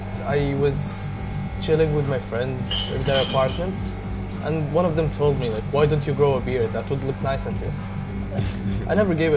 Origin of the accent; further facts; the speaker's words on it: Saudi Arabia; now in Dublin, Ireland; I'm 24 years old, studying business and management in Dublin, Ireland. I'm from Saudi Arabia